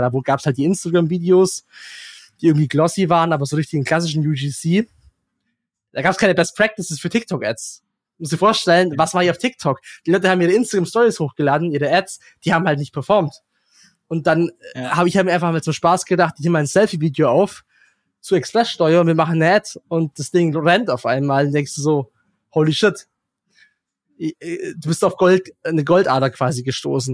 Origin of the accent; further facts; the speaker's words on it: near Heidenheim, Baden-Württemberg, Germany; moved away as an adult; now in United Arab Emirates; es ist ein Kaff in der, in der Nähe, wo ich herkomme.